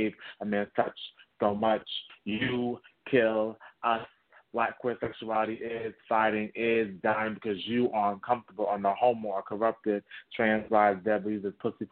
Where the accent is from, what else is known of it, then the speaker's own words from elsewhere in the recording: New York City, New York, United States; I'm born and raised in Bronx, New York City